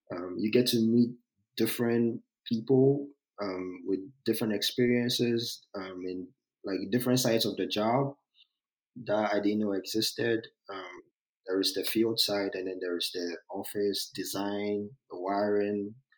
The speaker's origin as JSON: {"language": "English", "country": "Ghana", "also_born_or_lived": "New York, United States", "moved": "as an adult", "lives_now": "Georgia, United States", "said": "I'm from Ghana, so our, uh, in our educational system, when you get to high school"}